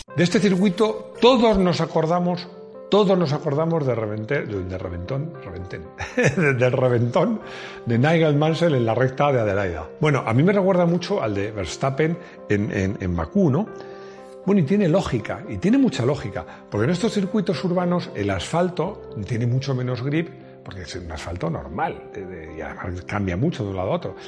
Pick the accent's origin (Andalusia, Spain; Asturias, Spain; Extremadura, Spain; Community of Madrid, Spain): Community of Madrid, Spain; Madrid; San Isidro Labrador, que es el patrón de mi pueblo, de mi pueblo, que es un pueblo muy grande, porque yo soy de Madrid, pero para mí es mi pueblo